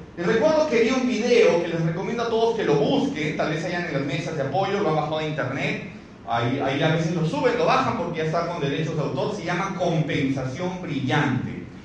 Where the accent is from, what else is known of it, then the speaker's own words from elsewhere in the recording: Cusco, Peru; moved away as an adult; now in Lima, Peru; empecé en la ciudad del Cusco, yo soy cusqueño, tengo un año y medio viviendo aquí en Lima recién